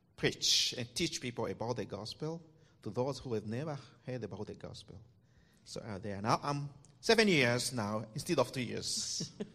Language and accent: English; DR Congo; moved away; also born or lived in Côte d'Ivoire; I'm from the Democratic Republic of the Congo